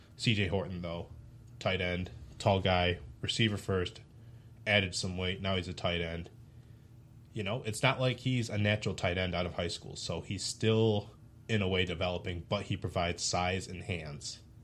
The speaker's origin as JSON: {"language": "English", "town": "Detroit", "region": "Michigan", "country": "United States", "tie": "born or raised there", "said": "I grew up around Detroit"}